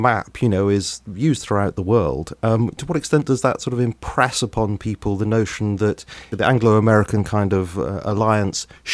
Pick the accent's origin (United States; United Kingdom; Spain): United Kingdom; Swanage, South West England; moved away; my hometown in Swanage